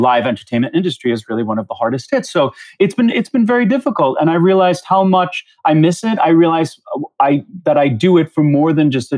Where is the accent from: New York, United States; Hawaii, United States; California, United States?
New York, United States; Long Island; also born or lived in Queens, New York; I grew up in the New York area. I feel like I'm very much a New Yorker, but I was born in Queens. And by the time I was about five or so, my parents moved to Long Island.